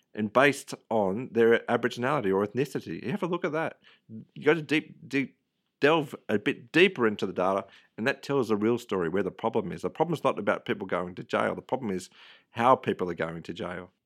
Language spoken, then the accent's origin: English; Tamworth, New South Wales, Australia; also born or lived in Western Sydney; I was born in Tamworth. Um, my parents moved to Western Sydney uh, quite early in life. So I was 18 months old. We grew up in Western Sydney for a little bit and then back to Tamworth